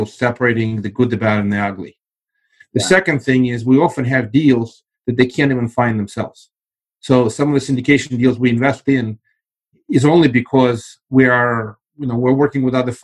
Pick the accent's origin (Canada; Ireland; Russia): Russia; now in United States; I actually come from the former Soviet Union. I left, it was still Soviet Union.